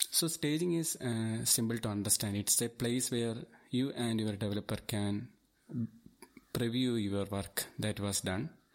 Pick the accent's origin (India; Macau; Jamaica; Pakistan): India; Thiruvananthapuram, Kerala; I am from Thiruvananthapuram and I have more than fourteen years experience in I T.